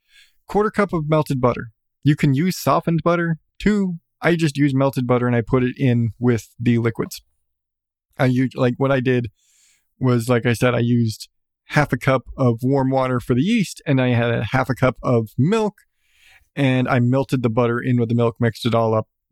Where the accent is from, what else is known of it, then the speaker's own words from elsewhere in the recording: United States; I'm American